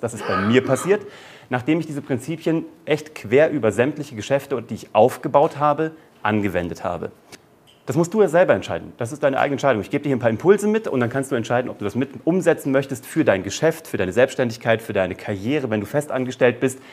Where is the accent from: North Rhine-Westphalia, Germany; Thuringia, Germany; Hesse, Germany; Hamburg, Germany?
Hesse, Germany; Kassel; in einer Zauberschule in Kassel, wo ich herkomme